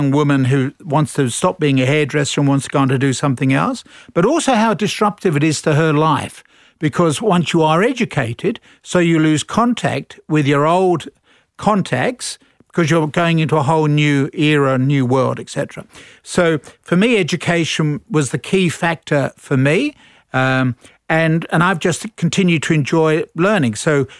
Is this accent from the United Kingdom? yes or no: yes; London, United Kingdom; moved away as an adult; now in Australia; So, I'm a Londoner.